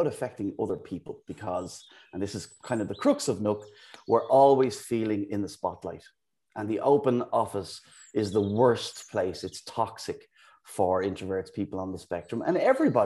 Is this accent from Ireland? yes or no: yes; Dublin, Leinster, Ireland; moved away as an adult; also born or lived in United Kingdom / Amsterdam; now in Bristol, United Kingdom; as you can probably tell from the accent. I'm from Ireland, from Dublin. I've lived in the UK for the last 17 years.